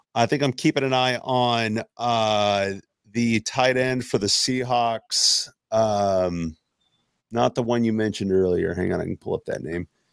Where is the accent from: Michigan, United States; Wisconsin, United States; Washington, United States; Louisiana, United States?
Washington, United States; Seattle; I grew up in Seattle.